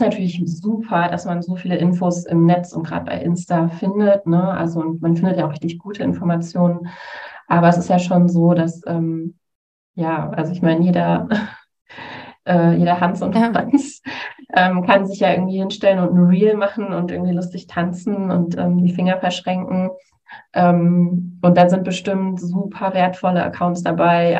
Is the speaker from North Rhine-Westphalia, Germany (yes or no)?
yes; Essen, North Rhine-Westphalia, Germany; ich komme äh, tatsächlich auch aus Essen